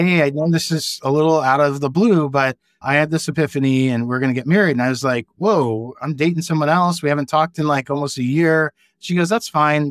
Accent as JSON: {"language": "English", "region": "Virginia", "country": "United States", "tie": "born or raised there", "also_born_or_lived": "New York / Southern California / Kodiak, Alaska / California", "moved": "as an adult", "said": "I grew up in Virginia, I went to the University of Virginia for undergrad"}